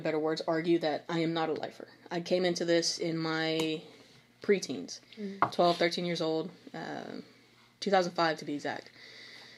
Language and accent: English; Brazoswood, Texas, United States; We are both Brazoswood grads of 2013